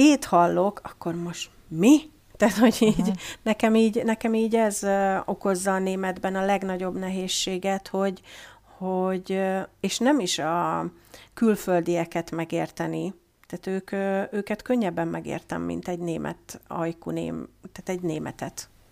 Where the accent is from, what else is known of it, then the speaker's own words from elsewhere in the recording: Hungary; first language Hungarian; now in Germany; hogy magyar vagyok